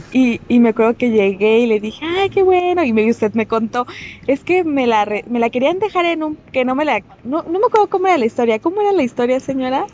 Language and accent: Spanish; Mexico; nosotros que somos mexicanos